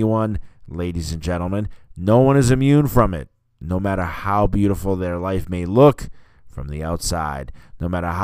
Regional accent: Massachusetts, United States; I'm from Mass

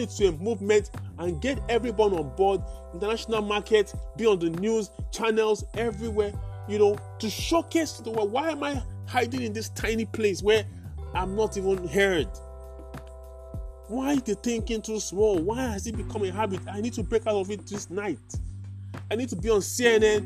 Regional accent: Nigeria; I'm a Nigerian

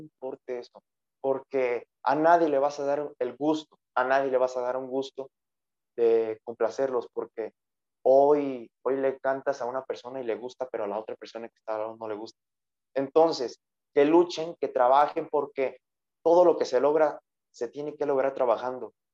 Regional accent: Villa Morelos, Michoacán, Mexico; aquí en mi pueblo natal, Villa Morelos, un pueblo el cual me ha visto crecer

